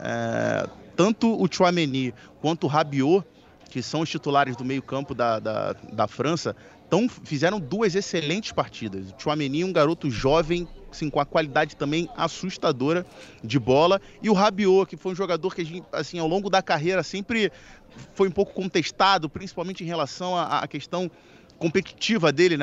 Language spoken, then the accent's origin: Portuguese; Brazil; nós, como brasileiros